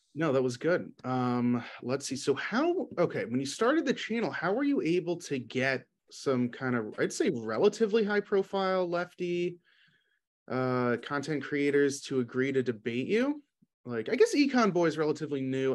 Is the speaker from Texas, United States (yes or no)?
no; New York City, New York, United States; I'm from New York City